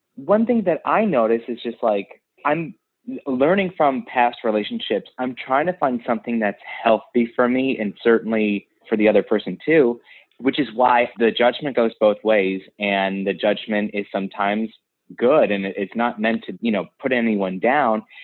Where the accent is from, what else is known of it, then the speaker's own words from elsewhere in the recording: Ohio, United States; moved away as an adult; now in New York City, United States; I am from Ohio, and I'm an actor, and I've always had it in my sights to move to New York, and about three years ago I did